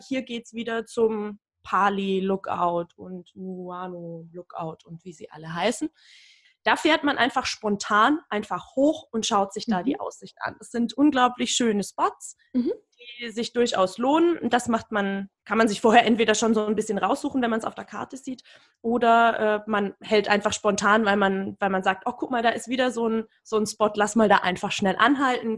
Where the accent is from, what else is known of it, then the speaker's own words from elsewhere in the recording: Berlin, Germany; mir als Berlinerin